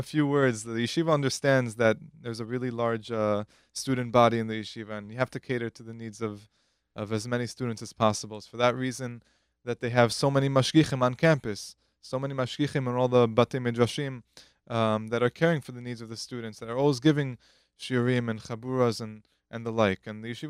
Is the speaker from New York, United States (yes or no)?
yes; New York City, New York, United States; I'm originally from Queens.